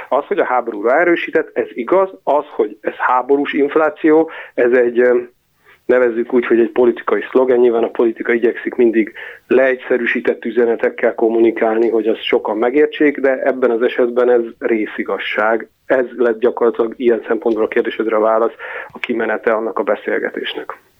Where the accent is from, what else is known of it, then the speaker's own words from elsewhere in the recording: Nyíregyháza, Szabolcs-Szatmár-Bereg, Hungary; also born or lived in Budapest; now in Western Hungary; Nyíregyházáról származom, és most Nyugat-Magyarországon élek